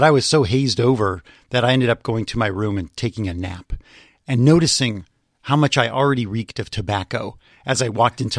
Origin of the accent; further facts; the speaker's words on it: Los Angeles, California, United States; also born or lived in San Francisco; No, I grew up in Los Angeles.